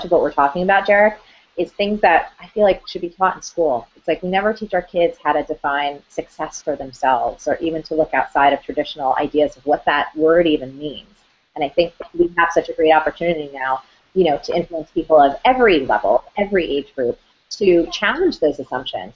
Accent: New Jersey, United States; I'm from Jersey

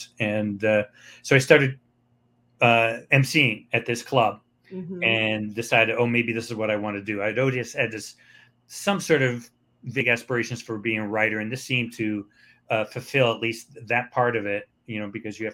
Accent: Cleveland, Ohio, United States; I started in my hometown in Cleveland

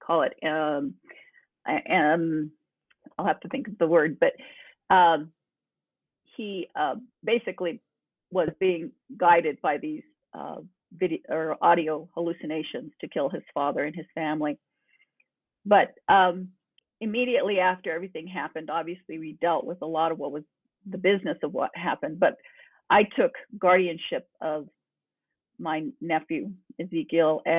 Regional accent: New Mexico, United States; I come from New Mexico, long roots here

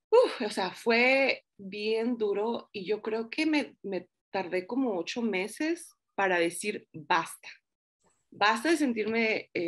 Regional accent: Los Angeles, California, United States; now in Denver, United States; bueno, yo crecí en Los Ángeles, California, ahorita estoy en Denver, Colorado. Hace cuatro años que vine aquí con mi esposo, igual buscando nuevas oportunidades

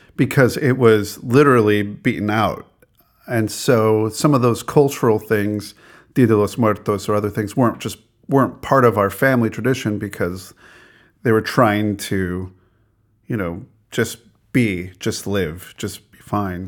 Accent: Albuquerque, New Mexico, United States; my growing up in Albuquerque, New Mexico

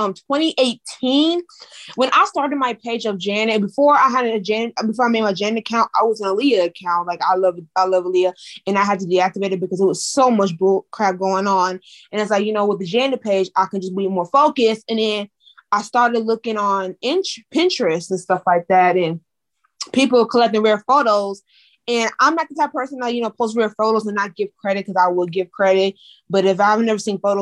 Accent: Missouri, United States; I am born and raised in Missouri

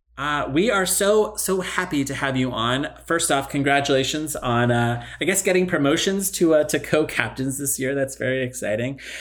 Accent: Palo Alto, California, United States; I grew up in Palo Alto

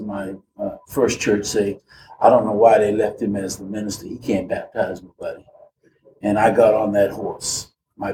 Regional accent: Boston, Massachusetts, United States; now in Indiana, United States; Originally from Boston, but I live here now in Indiana.

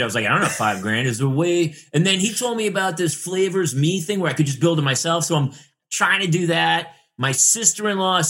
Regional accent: New Hampshire, United States; now in California, United States; I grew up in New Hampshire

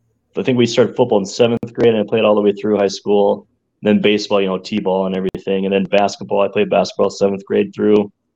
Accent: Grand Marais, Minnesota, United States; also born or lived in Ortonville; Yep. In Ortonville, but I was raised in Grand Marais, which is along the Canadian border on Lake Superior.

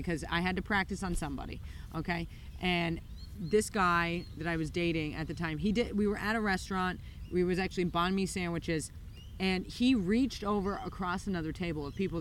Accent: New York, United States; moved away as an adult; now in Melbourne, Australia; I come from New York

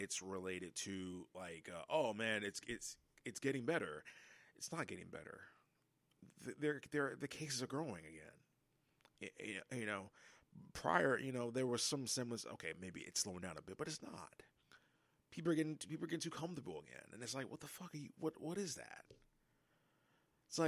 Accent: United States; I'm as fucking American as they come

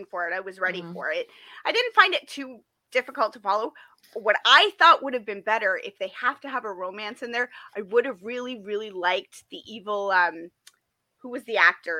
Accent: Toronto, Ontario, Canada; Somebody who grew up in the Toronto area

